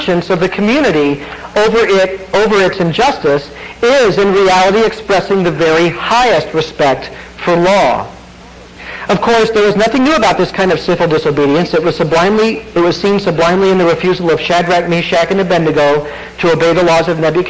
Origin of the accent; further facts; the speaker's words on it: United States